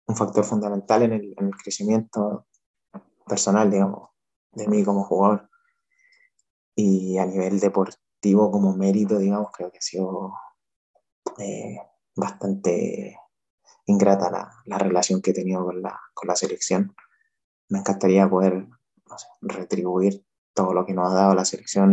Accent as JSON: {"language": "Spanish", "country": "Chile"}